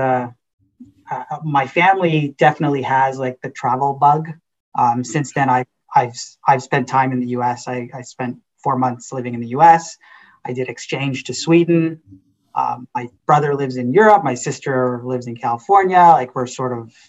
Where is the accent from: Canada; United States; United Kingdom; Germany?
Canada; Mississauga, Ontario; also born or lived in Guyana / Trinidad and Tobago; now in Waterloo, Canada; I grew up in Mississauga and came to the University of Waterloo for school and then just sort of never left